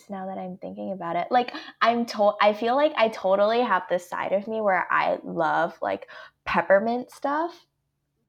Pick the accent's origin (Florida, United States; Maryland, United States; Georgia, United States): Georgia, United States; Atlanta; my inner southerner, I'm from Atlanta